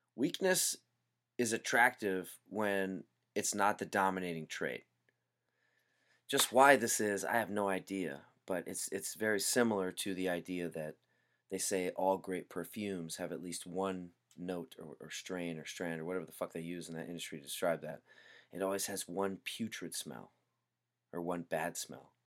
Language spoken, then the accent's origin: English; Hawaii, United States; Growing up in Hawaii